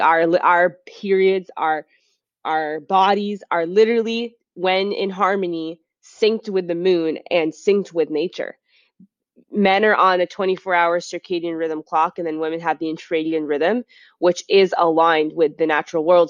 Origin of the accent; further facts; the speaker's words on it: Beverly, Massachusetts, United States; I grew up in Beverly, Massachusetts, which is next to Salem